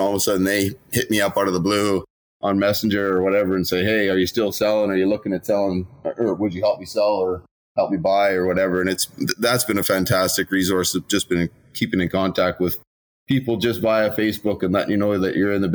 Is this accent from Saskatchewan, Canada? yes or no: yes; Regina, Saskatchewan, Canada; I was born and raised in Regina, so I know a lot of people